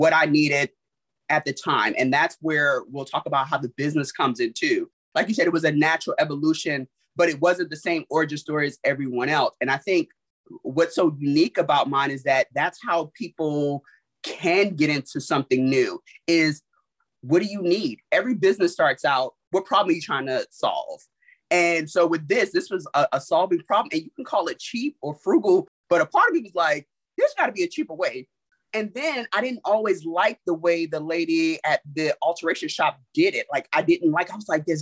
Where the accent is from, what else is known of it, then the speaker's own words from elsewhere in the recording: New York City, New York, United States; moved away; also born or lived in Germany; I'm from Brooklyn, New York